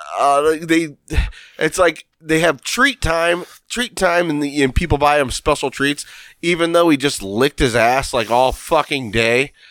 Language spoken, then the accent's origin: English; Lorain, Ohio, United States; I'm from Lorraine